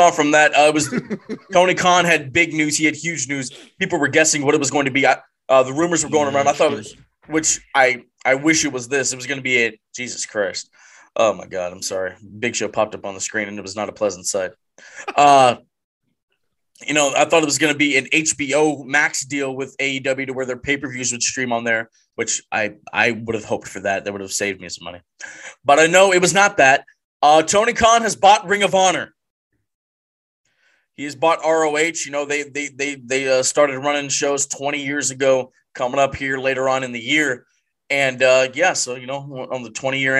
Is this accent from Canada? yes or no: yes; Canada; I'm Canadian